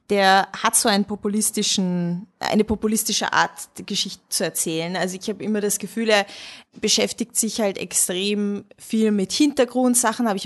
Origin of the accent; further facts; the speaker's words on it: Hungary; als Ungarin muss ich natürlich hinter meinem Brudi stehen